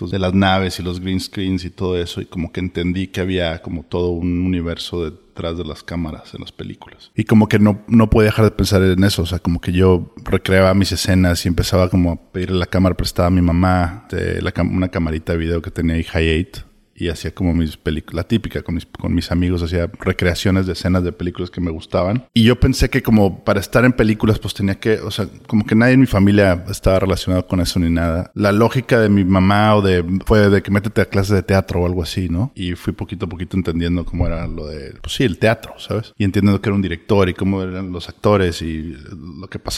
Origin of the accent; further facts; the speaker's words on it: Monterrey, Nuevo León, Mexico; moved away as an adult; now in Los Angeles, United States; Soy de Monterrey, sí.